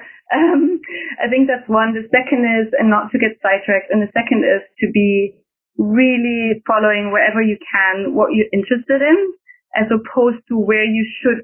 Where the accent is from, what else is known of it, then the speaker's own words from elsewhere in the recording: Germany; accent: German; now in Washington, D.C., United States; I'm German in my accent